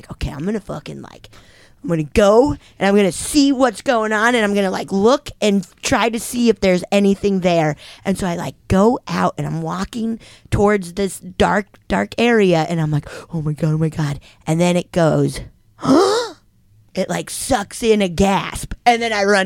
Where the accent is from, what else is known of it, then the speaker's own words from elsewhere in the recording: Keystone, Colorado, United States; I grew up around Keystone, like in Summit County